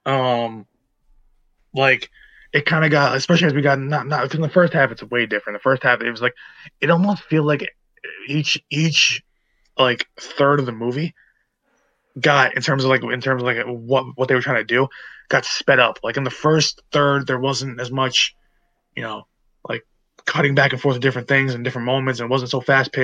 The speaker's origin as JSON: {"language": "English", "country": "United States", "said": "us being American"}